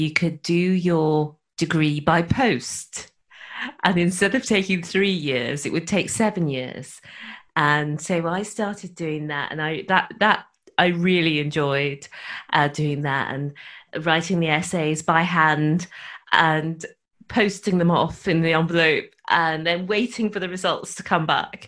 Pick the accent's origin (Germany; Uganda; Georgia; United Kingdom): United Kingdom; Birmingham, West Midlands; moved away as an adult; also born or lived in Dorset; now in Wales, United Kingdom; I was born in Dorset, which is in the southeast, but I grew up in Birmingham, which is a big city in the middle of England